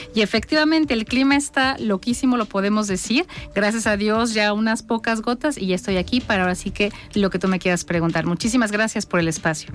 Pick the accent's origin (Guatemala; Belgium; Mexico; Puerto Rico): Mexico; soy una mujer mexicana